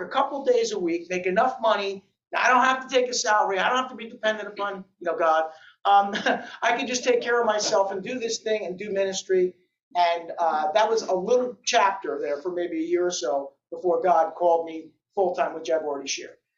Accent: New Jersey, United States; I'm a kid from Jersey

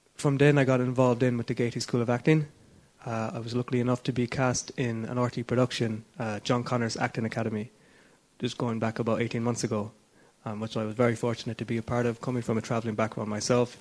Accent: Tralee, Munster, Ireland; I'm from Tralee, County Kerry

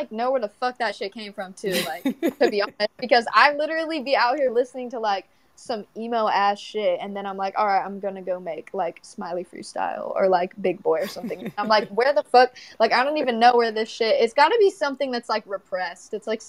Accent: Everett, Washington, United States; also born or lived in California / Leesville, Louisiana / Laredo, Texas; But I would say where I like really grew up and everything, I would say mostly like Everett, Washington

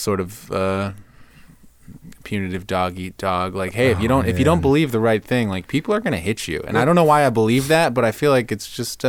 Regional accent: Dayton, Ohio, United States; Ohio. Dayton, Ohio. Republican, conservative upbringing.

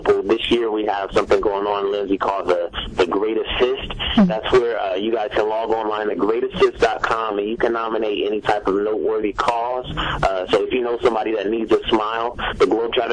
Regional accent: Columbus, Ohio, United States; I'm from Columbus, Ohio

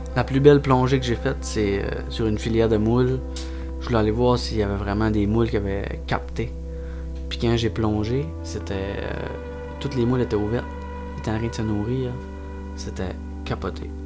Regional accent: Carleton-sur-Mer, Quebec, Canada; je viens de Carleton, je veux toujours rester à Carleton. C'est ancré en dedans de moi.

